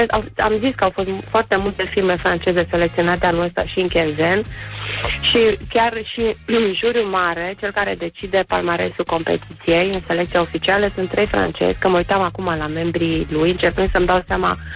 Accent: Brăila, Brăila County, Romania; sunt din Brăila ca să dau spumant de dimineață, îmi pare rău.

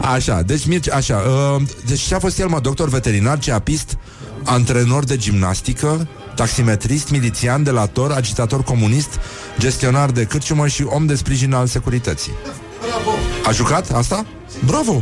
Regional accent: Romania; eu sunt român, sunt creștin

